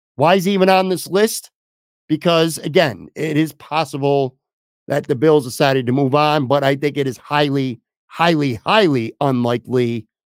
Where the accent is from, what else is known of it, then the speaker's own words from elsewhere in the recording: Buffalo, New York, United States; moved away as an adult; also born or lived in Florida; my hometown of Buffalo, New York